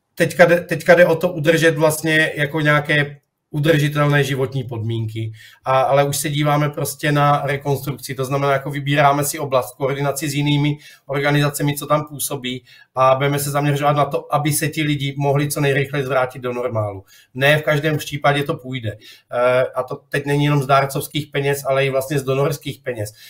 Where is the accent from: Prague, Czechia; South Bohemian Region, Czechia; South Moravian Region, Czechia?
South Moravian Region, Czechia; Boskovice; moved away as an adult; now in Turkey; jsem Čech narozený v Boskovicích